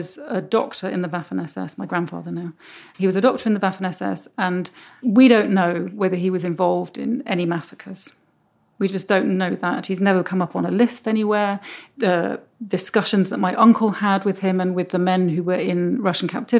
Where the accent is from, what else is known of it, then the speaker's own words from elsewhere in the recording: United Kingdom; She had me and my brother. And so we grew up in Britain, but with very close connections to Germany